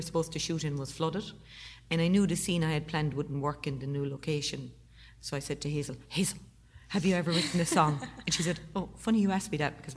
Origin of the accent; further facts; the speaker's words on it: Cork, Munster, Ireland; I'm from Cork.